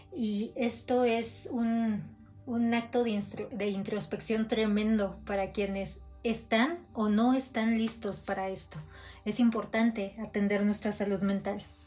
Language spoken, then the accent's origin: Spanish; Mexico; como mexicanos